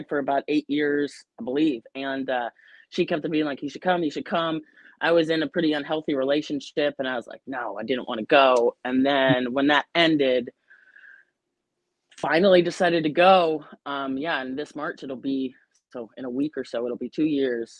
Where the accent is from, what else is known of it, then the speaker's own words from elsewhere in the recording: Lake Forest, Illinois, United States; moved away as an adult; also born or lived in Columbia, Missouri; now in St. Louis, United States; originally from a little bit north of Chicago